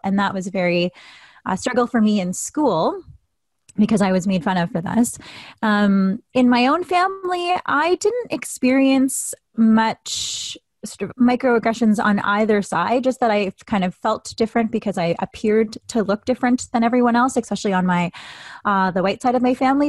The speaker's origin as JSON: {"language": "English", "country": "Canada", "said": "I am mixed Filipino Canadian"}